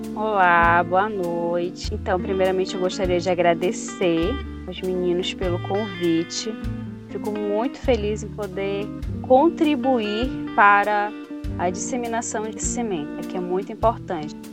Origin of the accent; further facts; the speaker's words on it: Pará, Brazil; Sou do Pará, é, sou da região aqui norte do Brasil.